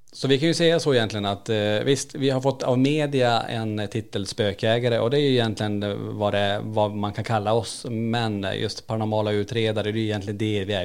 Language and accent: Swedish; Kiruna, Norrbotten County, Sweden; now in Borås, Sweden; vi är födda och uppvuxna i Kiruna. Född på 70-80-talet där uppe och flyttat ner.